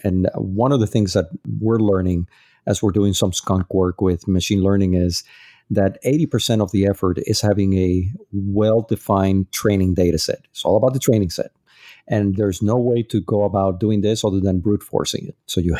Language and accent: English; Dominican Republic; also born or lived in Puerto Rico; I go a lot to my hometown. It's Dominican Republic and Puerto Rico.